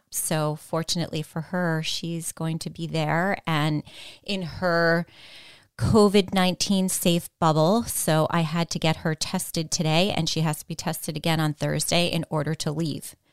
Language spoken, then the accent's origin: English; Greenwich, Connecticut, United States; moved away as an adult; also born or lived in New York City; now in Greenwich, United States; I grew up in Riverside.